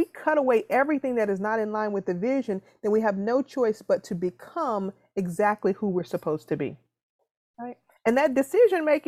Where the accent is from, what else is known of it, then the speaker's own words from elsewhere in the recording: the South, United States; I'm from the South